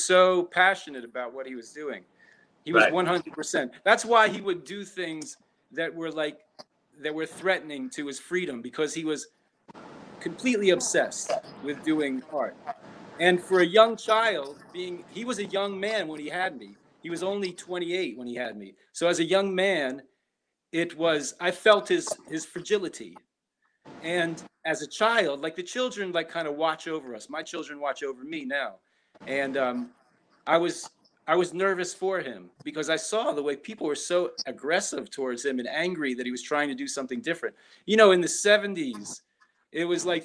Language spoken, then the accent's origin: English; Philadelphia, Pennsylvania, United States; born and raised right here on South Street, Philadelphia